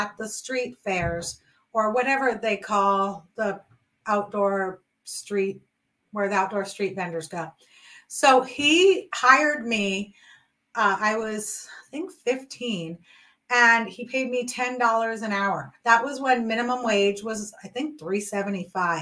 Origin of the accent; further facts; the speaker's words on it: New York City, New York, United States; my best friend and myself who we grew up in New York City